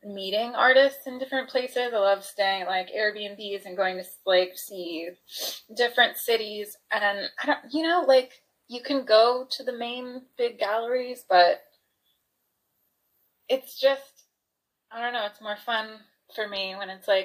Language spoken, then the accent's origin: English; California, United States; moved away as an adult; I'm also from California, which is a specific place.